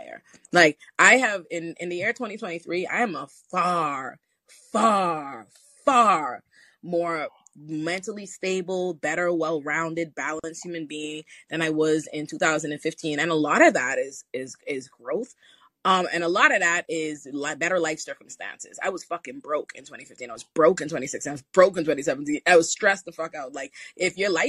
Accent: Bahamas; I grew up in the Bahamas

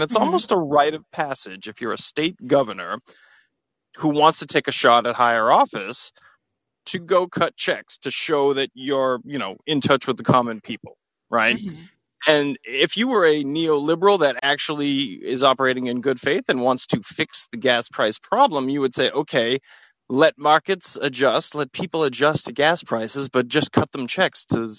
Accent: Massachusetts, United States; my home state of Massachusetts

